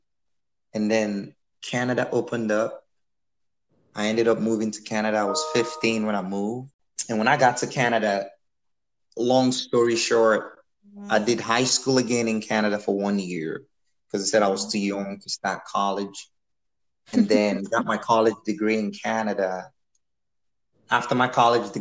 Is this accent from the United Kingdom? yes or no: no; Nigeria; so I was born in Nigeria. That's where I grew up.